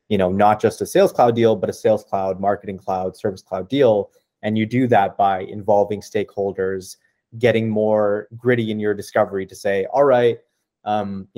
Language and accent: English; Ottawa, Ontario, Canada; I'm actually from Ottawa. I'm in Ottawa right now